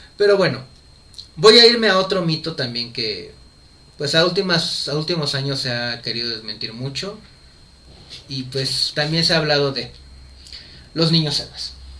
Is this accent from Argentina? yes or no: no; Mexico; nosotros como mexicanos